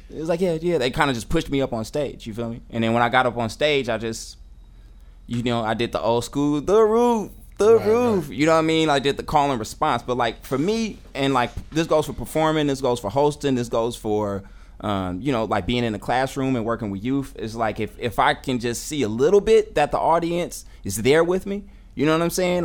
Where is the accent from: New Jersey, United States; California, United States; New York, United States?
California, United States; Oakland; I'm an MC. I'm an educator. Uh, I'm from Oakland.